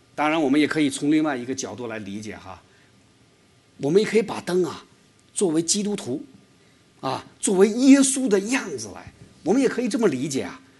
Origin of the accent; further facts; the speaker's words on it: China; moved away; 我是中国来的